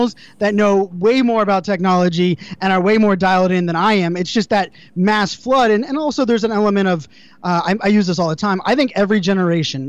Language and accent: English; Pittsburgh, Pennsylvania, United States; I grew up in Pittsburgh, Pennsylvania, you know, blue collar town